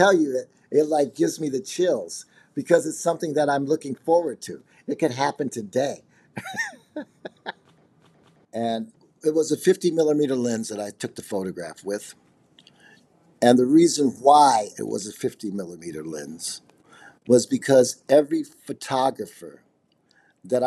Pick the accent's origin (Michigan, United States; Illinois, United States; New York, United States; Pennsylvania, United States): Illinois, United States; Chicago; I'm from Chicago, Illinois, and I'm a multimedia artist